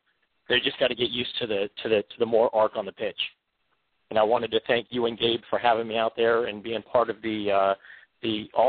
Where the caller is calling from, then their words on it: South Florida, United States; I'm calling you from South Florida.